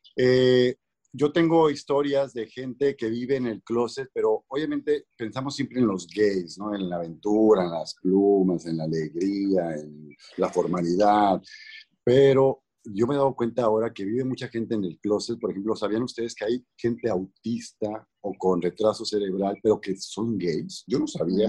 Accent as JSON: {"language": "Spanish", "country": "Mexico", "moved": "yes", "lives_now": "Los Angeles, United States", "said": "vivo en Los Ángeles, soy mexicano"}